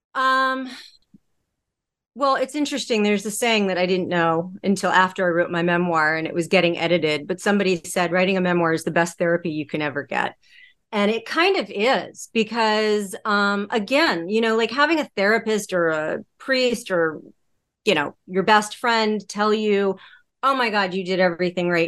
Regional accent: Connecticut, United States; moved away as an adult; also born or lived in Los Angeles; I grew up in Connecticut. Um, I moved to Los Angeles for work, work and television.

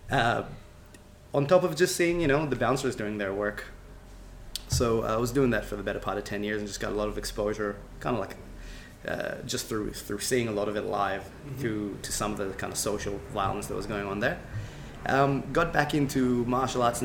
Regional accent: Israel; I grew up in Israel and trained in traditional martial arts

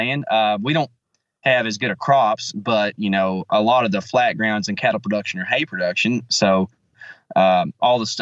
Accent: Texas, United States; I'm from Texas

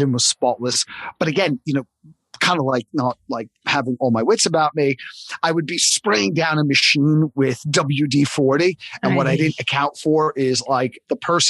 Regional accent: New York City, New York, United States; I grew up in Coney Island

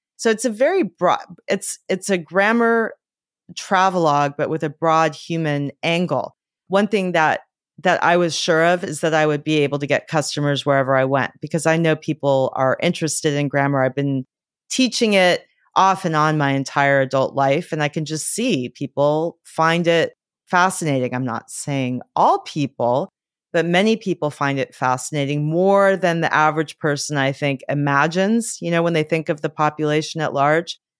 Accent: Los Angeles, California, United States; I grew up in Los Angeles

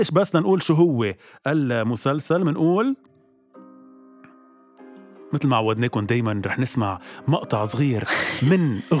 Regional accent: Lebanon; نحن كشعب لبناني اصلا نبزناكي وبعدناك

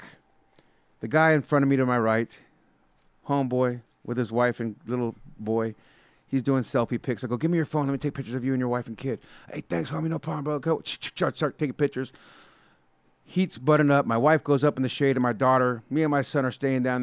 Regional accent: San Jose, California, United States; I, as a kid, went to so many Oakland A's games growing up in the Bay Area

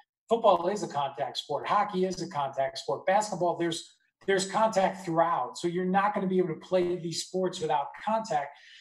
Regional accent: Nassau County, Long Island, New York, United States; I grew up in Nassau County, which is on Long Island

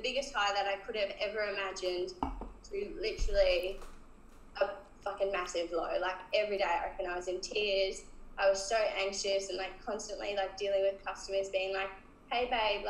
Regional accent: Cairns, Queensland, Australia; moved away; I'm from Cairns originally, and we go there for Christmas every year.

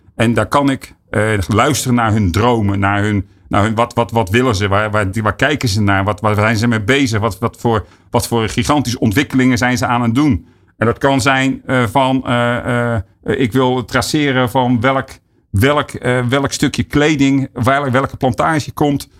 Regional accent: Netherlands; ons als, als Nederlander

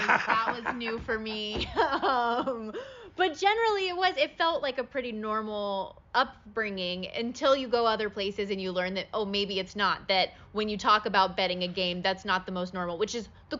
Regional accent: Las Vegas, Nevada, United States; I grew up in Las Vegas.

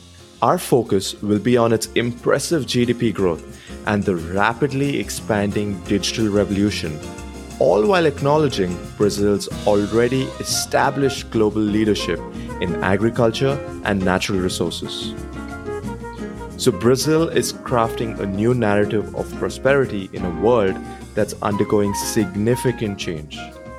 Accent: India; And outside of the US, growing up in India, at least, you know, 20 years back when it wasn't the India of today

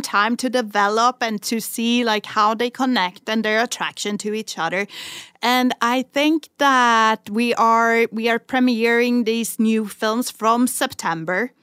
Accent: Sweden; accent: Swedish; English is a second language; moved away as an adult; now in Barcelona, Spain; I'm speaking English with a Swedish

